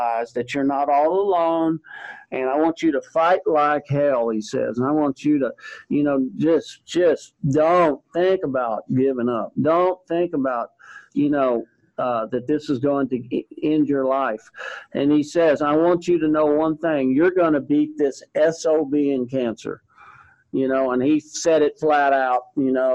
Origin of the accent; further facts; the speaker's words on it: Texas, United States; growing up in Texas